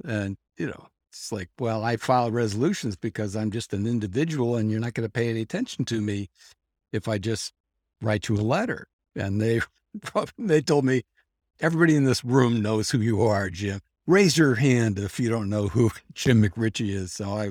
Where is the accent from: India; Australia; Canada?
Canada; I said, well, I'm Canadian, so I shouldn't have to salute the flag.